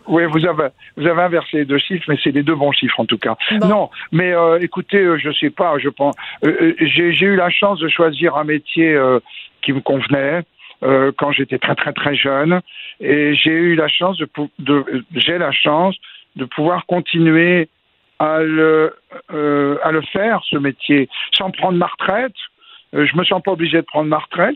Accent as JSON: {"language": "French", "country": "France", "said": "quand on est français"}